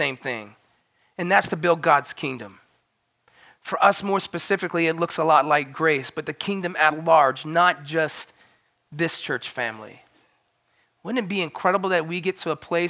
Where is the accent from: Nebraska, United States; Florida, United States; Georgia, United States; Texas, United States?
Florida, United States; I grew up in Florida